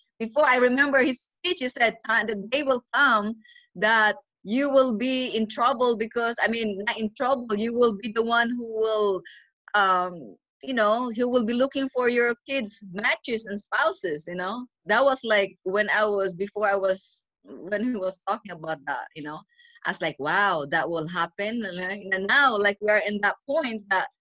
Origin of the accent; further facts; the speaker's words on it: Philippines; moved away as an adult; also born or lived in Indiana; now in Pennsylvania, United States; I grew up in the Philippines